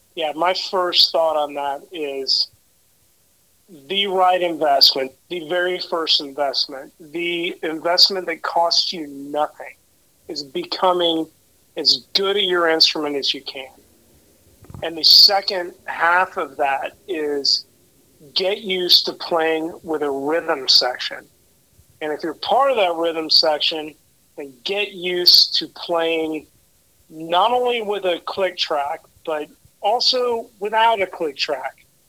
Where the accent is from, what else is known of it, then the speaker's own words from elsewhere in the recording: Oklahoma, United States; now in Dallas, United States; my friend John Snodgrass, that I grew up with in Oklahoma